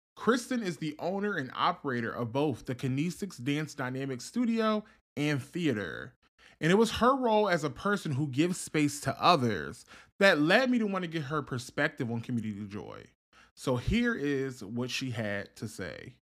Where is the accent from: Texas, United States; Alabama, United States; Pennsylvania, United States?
Pennsylvania, United States; Philadelphia; I was born and raised in Germantown